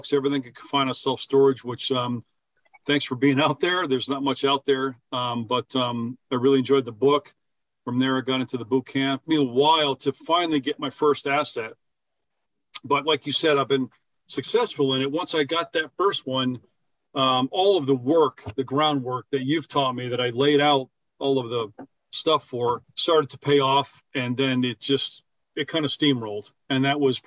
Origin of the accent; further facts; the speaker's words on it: Newtown, Connecticut, United States; moved away as an adult; also born or lived in Warwick, Rhode Island / California; I grew up in Connecticut, to high school in Newtown